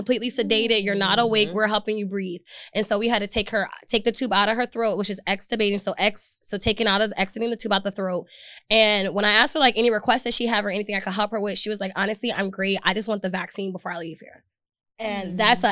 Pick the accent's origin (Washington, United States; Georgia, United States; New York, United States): Georgia, United States; moved away as an adult; also born or lived in Philadelphia, Pennsylvania; now in Texas, United States; I was born in Philadelphia, raised in Georgia.